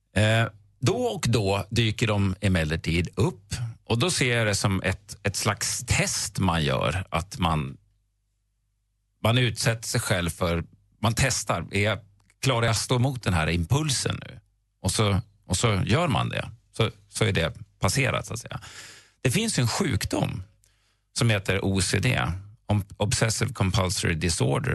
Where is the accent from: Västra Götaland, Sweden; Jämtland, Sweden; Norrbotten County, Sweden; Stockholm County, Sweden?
Jämtland, Sweden; Östersund; jag är en bilelektrikergrabb från Östersund